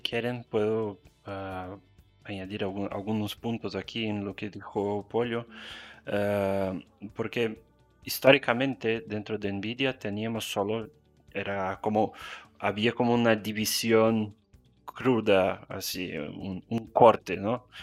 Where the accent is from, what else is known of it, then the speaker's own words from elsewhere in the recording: Brazil; Spanish is a second language; also born or lived in Spain; mi acento, soy brasileño, estoy en São Paulo